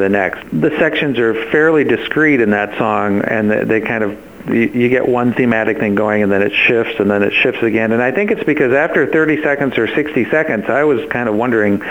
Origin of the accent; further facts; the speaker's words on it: Nebraska, United States; moved away; I came from Nebraska